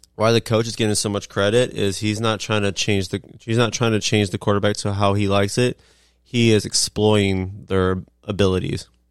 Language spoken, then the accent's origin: English; Nebraska, United States; I'm from Nebraska, so it's the closest thing to my home state